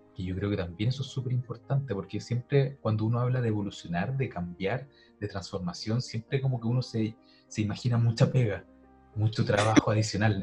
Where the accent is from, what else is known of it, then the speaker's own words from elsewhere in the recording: Santiago, Santiago Metropolitan Region, Chile; yo soy de Santiago